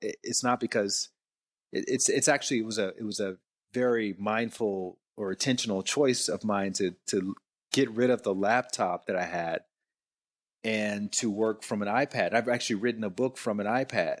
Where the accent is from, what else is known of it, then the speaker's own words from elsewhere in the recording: Alabama, United States; now in Atlanta, United States; I actually grew up in Alabama